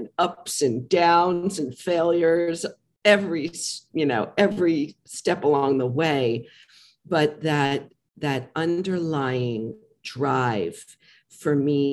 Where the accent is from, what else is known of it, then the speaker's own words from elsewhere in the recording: New York, United States; I'm from New York.